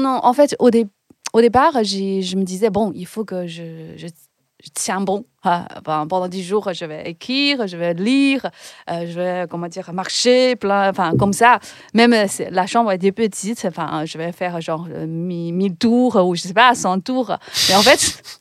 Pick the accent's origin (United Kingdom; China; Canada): China; Ningbo, Zhejiang; French is a second language; moved away as an adult; now in France; je devais retourner dans, dans ma ville natale, Ningbo. C'est une ville à côté de Shanghai